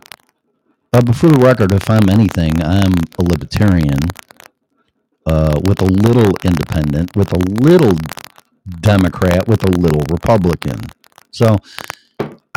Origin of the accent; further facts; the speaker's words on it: Illinois, United States; moved away as an adult; now in Colorado, United States; my home state of Illinois